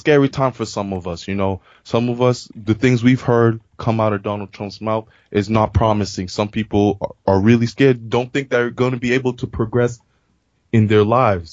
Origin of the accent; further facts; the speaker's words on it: Boston, Massachusetts, United States; I'm born and raised in Boston